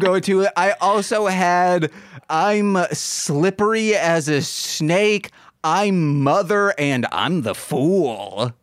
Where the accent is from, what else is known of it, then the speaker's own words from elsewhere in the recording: Michigan, United States; I'm from Michigan.